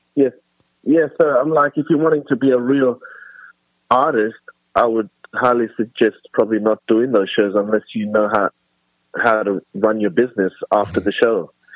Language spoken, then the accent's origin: English; Australia; also born or lived in South Africa; I was born in South Africa. I lived in South Africa till, till I was nine, and then I moved to Australia. Um, and then I pretty much was raised the rest of my, my youth in Australia